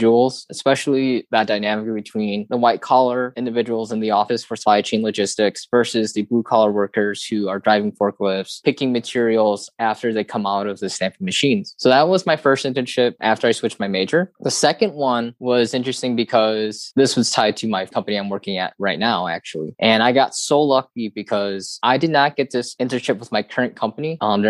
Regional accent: Detroit, Michigan, United States; also born or lived in Dayton, Ohio; I grew up around Detroit, Michigan

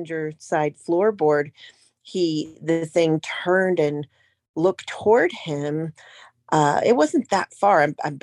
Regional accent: Ohio, United States; I'm from Ohio, but I do most of my research in PA

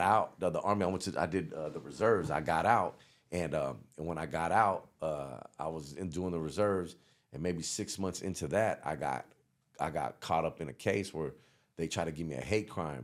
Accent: the Bay Area, California, United States; moved away; also born or lived in the South; I came from the Bay and went down south

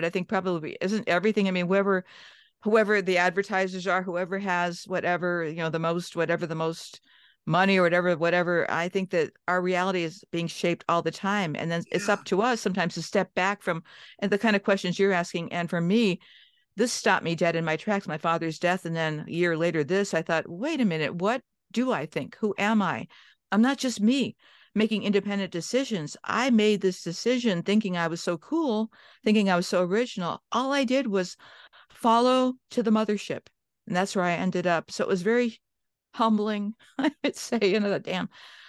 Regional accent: Johnstown, Pennsylvania, United States; born there; also born or lived in Cleveland, United States; I was born in Johnstown. We moved to the Midwest, Cleveland.

